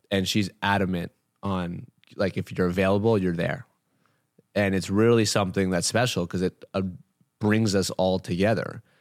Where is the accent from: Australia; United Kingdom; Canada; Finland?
Canada; I was born in Canada